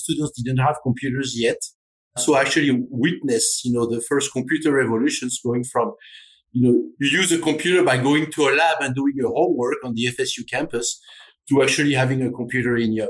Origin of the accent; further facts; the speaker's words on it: Normandy, France; now in United States; Yeah. So growing up in Normandy is actually interesting because, as you know, Normandy is, some would say, in the middle of nowhere. It is 3 hours away from Paris